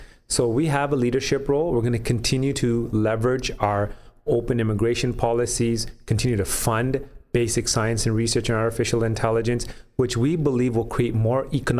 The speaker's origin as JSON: {"language": "English", "country": "Canada", "tie": "born or raised there", "said": "some of the challenges that I recall growing up in Canada, dealing with my peers as well when we graduated from university"}